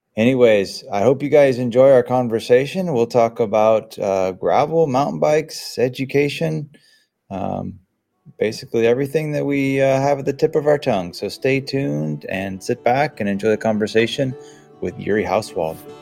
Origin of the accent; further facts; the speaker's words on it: Sebastopol, California, United States; growing up in Sebastopol in nineteen eighty-eight